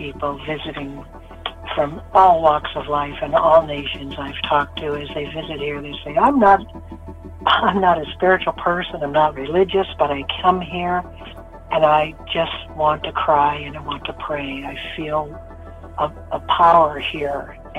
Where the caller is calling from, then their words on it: Wyoming, United States; I'm 9 miles from Mato, Tipila, the northern edge of the Sacred Black Hills, yes.